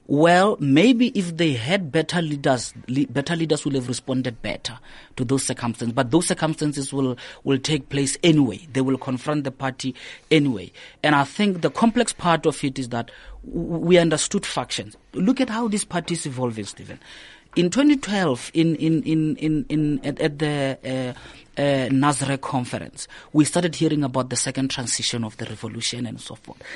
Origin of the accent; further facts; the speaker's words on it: Limpopo, South Africa; moved away as an adult; also born or lived in Johannesburg, South Africa / New York, United States / Cape Town, South Africa; I grew up in Limpopo, did my primary school there, did my high school there in Limpopo